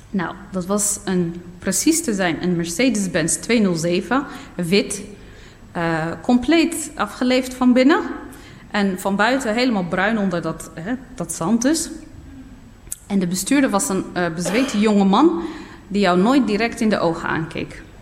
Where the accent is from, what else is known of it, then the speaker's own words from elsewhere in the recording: Nador, Oriental, Morocco; born there; En van daaruit was het nog een paar uur, een halve dag of zo, rijden naar eh, mijn geboortedorp. Niet omdat het ver was, maar vanwege de kronkelwegen.